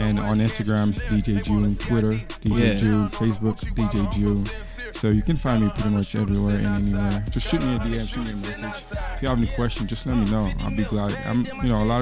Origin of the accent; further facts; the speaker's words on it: Haiti; moved away; growing up in Haiti